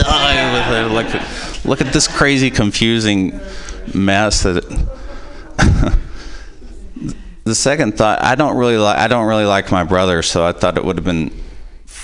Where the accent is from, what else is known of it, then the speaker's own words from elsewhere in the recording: Possum Trot, Kentucky, United States; we're from Possum Trot, Kentucky